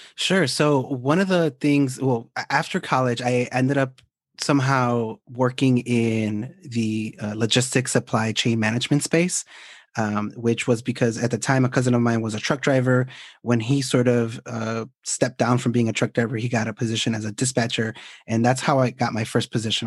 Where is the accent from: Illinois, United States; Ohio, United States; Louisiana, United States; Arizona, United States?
Illinois, United States; Chicago; also born or lived in Guadalajara, Jalisco, Mexico; I am actually a Mexican native raised in Chicago